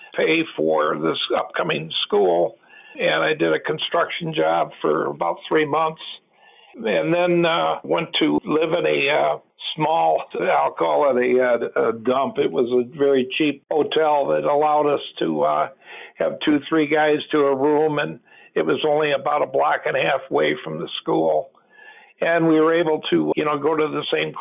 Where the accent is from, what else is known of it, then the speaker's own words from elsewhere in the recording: St. Charles, Illinois, United States; also born or lived in Elmhurst, Illinois / Lombard, Illinois; we grew up in St. Charles, Illinois for a pretty good time